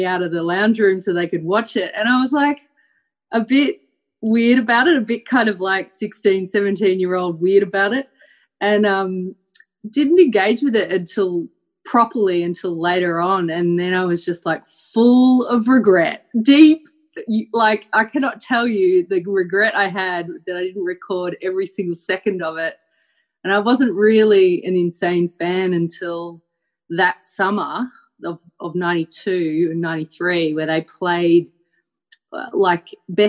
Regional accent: Melbourne, Victoria, Australia; So I grew up in Melbourne and I grew up with the DJ

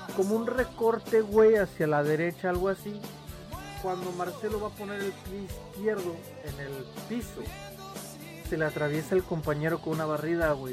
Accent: Mexico; somos mexicanos y somos orgullosos

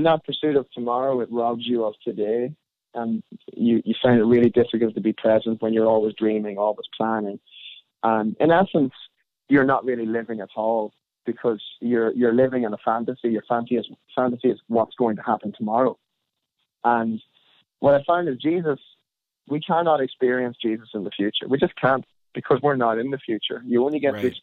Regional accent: Ireland; being Irish

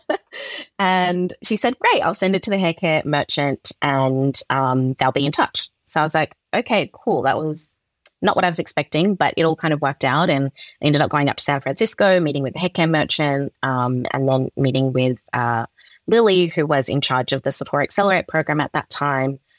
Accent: Perth, Western Australia, Australia; I was born and raised in Perth, Western Australia

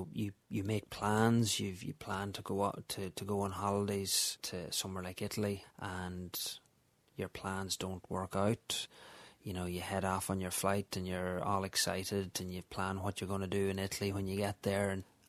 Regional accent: Letterkenny, Ulster, Ireland; now in Dublin, Ireland; I'm from Letterkenny in Donegal originally, but I live in Dublin with my wife Susan and our 3 children.

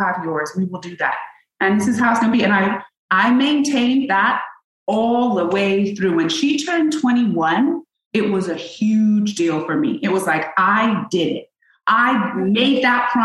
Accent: England, United Kingdom; now in Los Angeles, United States; I'm from England

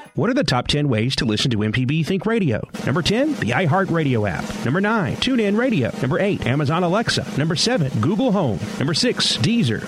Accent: Arizona, United States; We're from Arizona

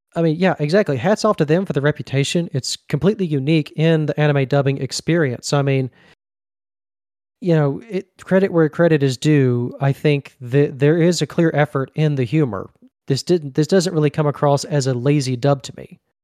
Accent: Mississippi, United States; Mississippi down here, born and born and raised and still here

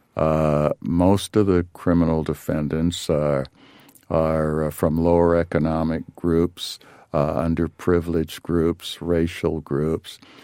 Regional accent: Los Angeles, California, United States; growing up in South Central L A.

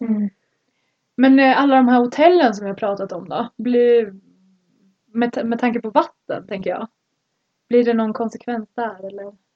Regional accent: Sweden; moved away; hemma i Sverige

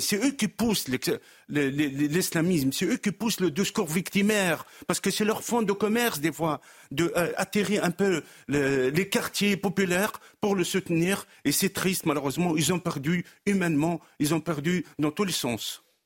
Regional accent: Drancy, Île-de-France, France; Je suis lui-même de Drancy

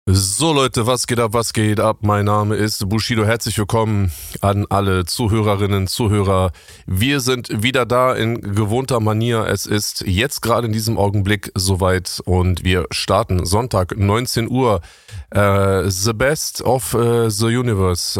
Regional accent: Berlin, Germany; also born or lived in Bonn; Ich bin in Bonn geboren, bin aber mhm. im Säuglingsalter nach West-Berlin gekommen

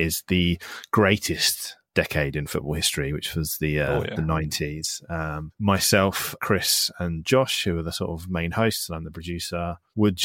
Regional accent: Isle of Wight, South East England, United Kingdom; where I grew up in the Isle of Wight

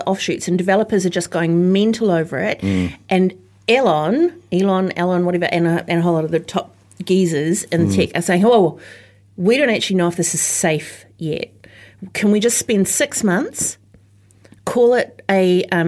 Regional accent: New Zealand; as a Kiwi

